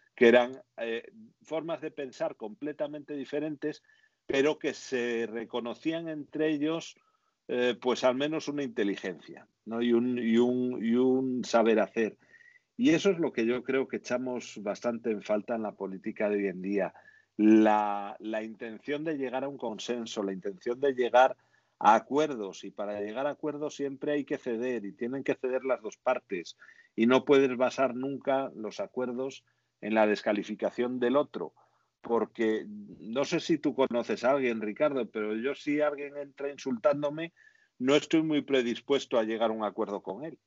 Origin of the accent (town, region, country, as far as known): Spain